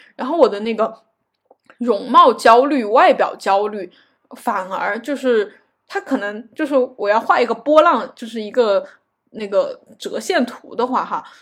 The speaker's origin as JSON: {"language": "Chinese", "country": "China", "said": "我是个中国人，然后我，我是一个亚洲面孔"}